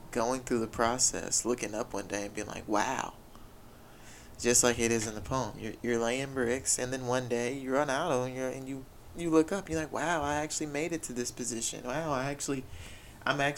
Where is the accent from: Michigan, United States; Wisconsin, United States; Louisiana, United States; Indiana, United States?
Louisiana, United States; Haughton; I grew up in Houghton, Louisiana.